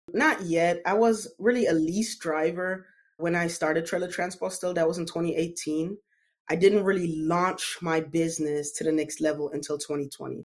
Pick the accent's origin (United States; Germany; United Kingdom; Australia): Germany; moved away; I grew up in Germany.